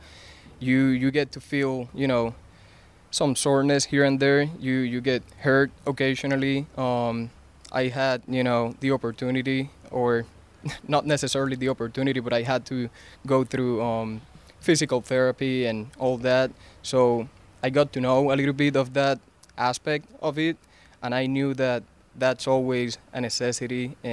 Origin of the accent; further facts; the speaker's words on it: Puerto Rico; I am from Puerto Rico. That's where I come from.